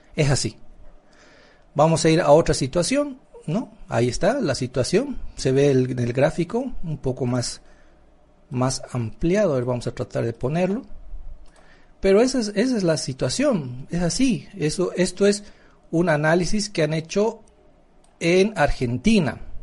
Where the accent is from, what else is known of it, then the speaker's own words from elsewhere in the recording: Bolivia; somos bolivianos.